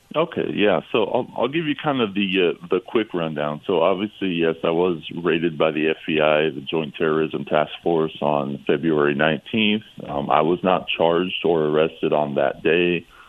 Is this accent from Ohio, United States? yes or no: no; California, United States; I'm from California